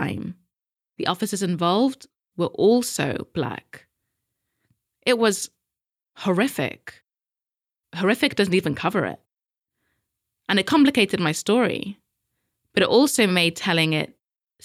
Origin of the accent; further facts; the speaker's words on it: United Kingdom; us Brits have our own problems